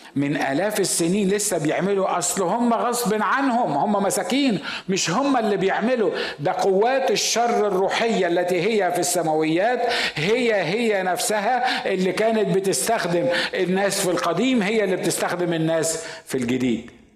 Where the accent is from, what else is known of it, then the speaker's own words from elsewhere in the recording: Asyut, Asyut Governorate, Egypt; أنا صعيدي من مدينة اسمها أسيوط